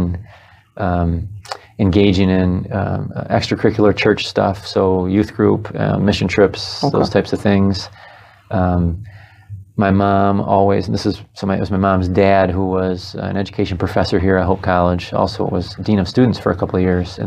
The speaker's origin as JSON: {"language": "English", "town": "Holland", "region": "Michigan", "country": "United States", "tie": "born or raised there", "said": "I was raised on Hope College"}